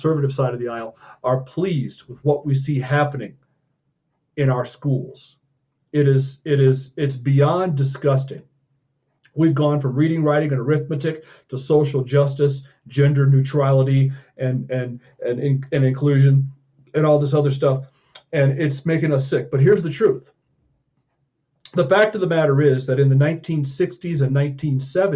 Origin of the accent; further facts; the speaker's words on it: Colorado Springs, Colorado, United States; District 49 here in my hometown of Colorado Springs